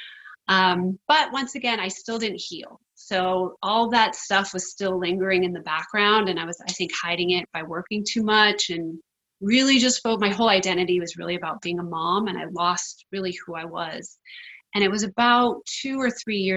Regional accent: East Coast, United States; moved away; also born or lived in California; I grew up on the East Coast, but I was called out to California to be an actor.

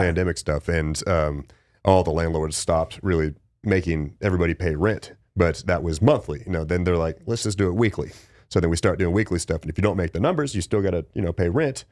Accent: West Texas, United States; I was born in West Texas, too, and it gets cold as shit out there

